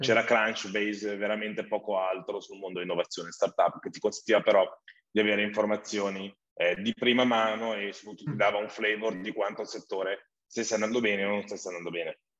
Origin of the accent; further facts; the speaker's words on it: Valtellina, Lombardy, Italy; also born or lived in Milan; Sono nato in Valtellina